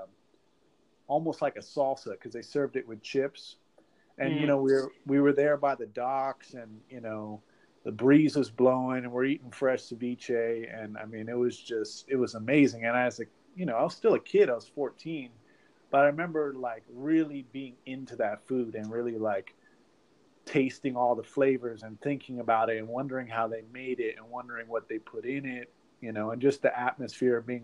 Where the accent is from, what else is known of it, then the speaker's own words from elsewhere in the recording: Oakland, California, United States; now in Florida, United States; I grew up in Oakland and the San Francisco Bay Area, kind of moved around a little bit, but definitely a Northern California Bay Area boy. Currently live in Florida